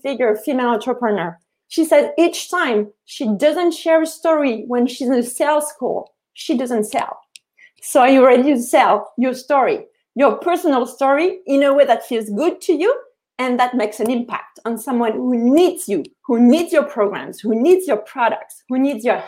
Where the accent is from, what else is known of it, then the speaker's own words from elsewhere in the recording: Paris, Île-de-France, France; moved away as an adult; now in Canada; I'm from Paris